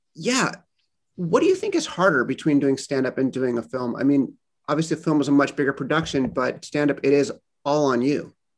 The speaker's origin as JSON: {"language": "English", "town": "Los Angeles", "region": "California", "country": "United States", "moved": "as an adult", "lives_now": "Boston, United States", "said": "I am from Los Angeles in Boston now because of my wife"}